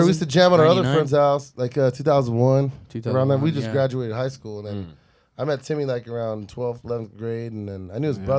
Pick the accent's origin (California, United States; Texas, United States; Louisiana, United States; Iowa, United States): California, United States; Bonita; also born or lived in Paradise Hills, San Diego / Guam; We grew up in Bonita. Okay. But Paradise Hills is where I was, growing up, born.